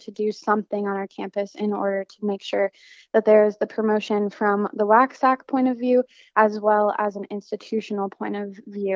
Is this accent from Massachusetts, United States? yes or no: no; Denver, Colorado, United States; moved away as an adult; now in Las Cruces, United States; I am from Denver, Colorado, and so I'm registered to vote in Colorado